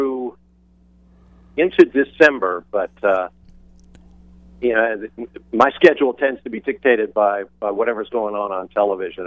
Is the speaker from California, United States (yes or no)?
no; Atlanta, Georgia, United States; my hometown of Atlanta